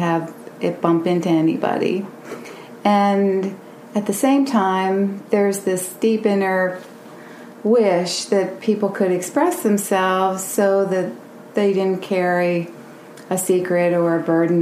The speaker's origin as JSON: {"language": "English", "town": "Williamsport", "region": "Pennsylvania", "country": "United States", "tie": "born or raised there", "said": "I'm from Williamsport, was born and raised in Williamsport, and went away to different places"}